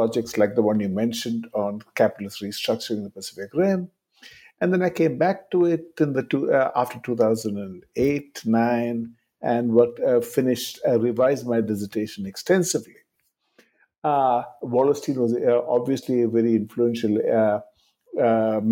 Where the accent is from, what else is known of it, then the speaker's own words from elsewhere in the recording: southern India, India; moved away as an adult; also born or lived in New Delhi, India / Binghamton, United States; I grew up in India, in southern India